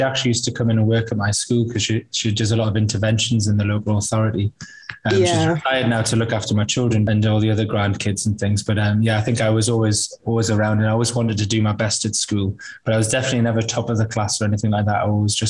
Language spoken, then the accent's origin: English; United Kingdom; I think that's a really important point, really, that I am white British.